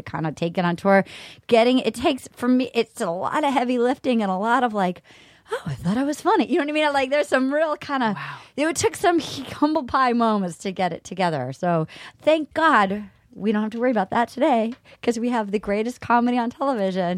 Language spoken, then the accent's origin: English; Little Compton, Rhode Island, United States; moved away; I'm from Little Compton, Rhode Island, which is the opposite of Texas